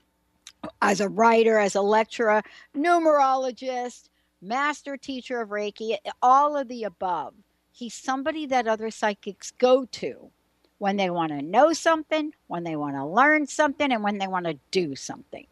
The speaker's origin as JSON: {"language": "English", "region": "New York", "country": "United States", "said": "I'm from New York"}